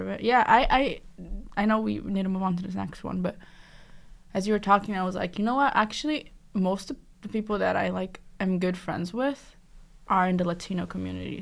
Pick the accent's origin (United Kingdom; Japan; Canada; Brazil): Brazil; South Region; now in Boston, United States; I'm from the South